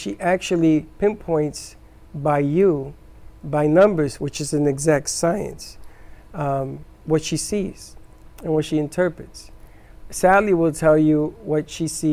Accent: New York City, New York, United States; now in South Florida, United States; I come from the South, Bronx. South Bronx.

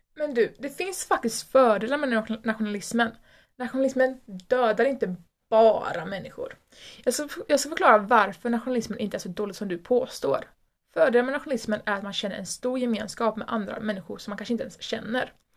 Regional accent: Sweden; vi älskar vårt land och att vi är svenskar

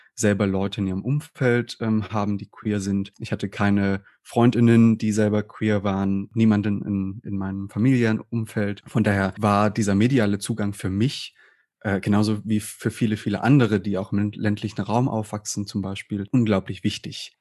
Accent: southern Saxony-Anhalt, Germany; ich bin ja in einer Kleinstadt aufgewachsen im Süden von Sachsen-Anhalt

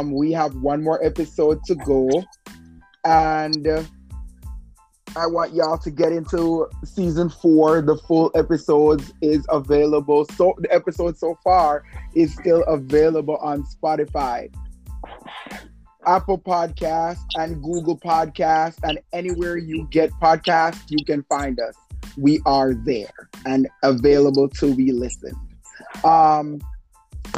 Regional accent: Jamaica; knowing I'm from Jamaica and how I grew up

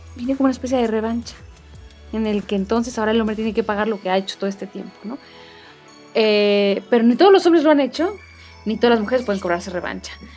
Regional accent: Mexico; como buenos este, mexicanos

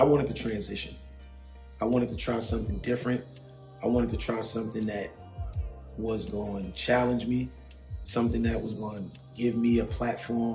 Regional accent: New York City, New York, United States; moved away as an adult; also born or lived in Miami / New Jersey; now in Los Angeles, United States; Growing up in Harlem is what made me

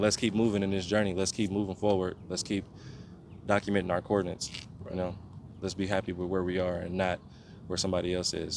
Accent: Oakland, California, United States; also born or lived in Portland; I'm from East Oakland or if they know about Oakland, I'm gonna say I'm from Brookfield

